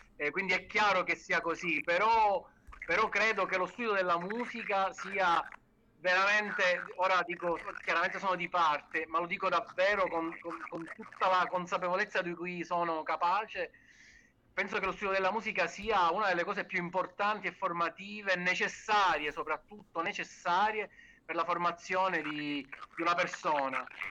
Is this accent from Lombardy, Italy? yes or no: no; Sicily, Italy; noi da siciliani, diciamo, eh, come dire, siamo molto legati al territorio